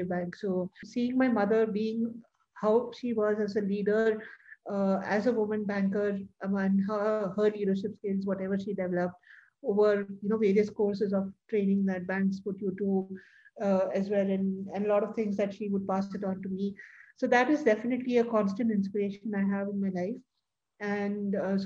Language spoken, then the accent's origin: English; India; as Indian women